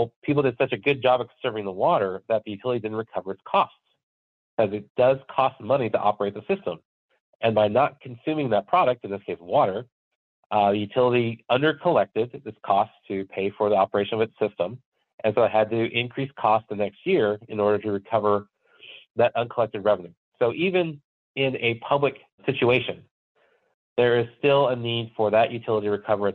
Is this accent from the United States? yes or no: yes; California, United States; moved away as an adult; now in Minnesota, United States; So I grew up in California and I moved to Minnesota from California